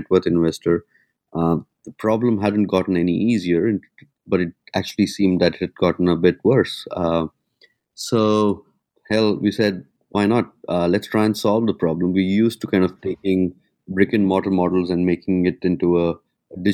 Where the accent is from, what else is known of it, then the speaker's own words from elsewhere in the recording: India; moved away as an adult; also born or lived in London, United Kingdom; now in Singapore; I grew up in India